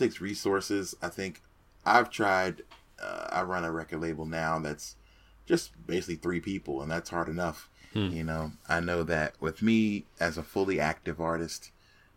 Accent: Phoenix, Arizona, United States; happened to be in my hometown of Phoenix

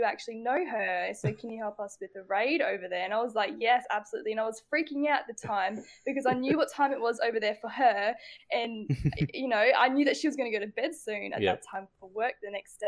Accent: Tannum Sands, Queensland, Australia; moved away as an adult; also born or lived in Brisbane; now in Adelaide, Australia; I'm from Tanham Sands

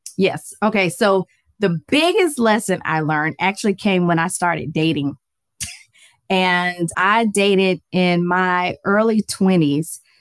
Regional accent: Atlanta, Georgia, United States; I am from Atlanta, Georgia. Born and raised

